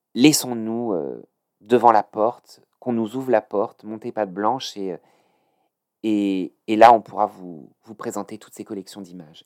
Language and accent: French; France; now in Paris, France; j'ai grandi en banlieue.